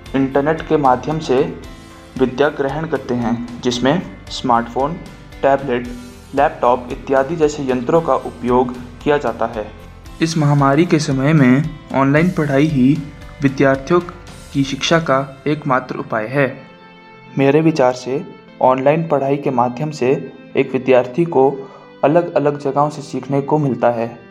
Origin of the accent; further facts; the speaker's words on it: Bral village, Rohru, Himachal Pradesh, India; also born or lived in Shimla; मैं रोडूब में स्थित एक गांव ब्राल का रहने वाला हूं।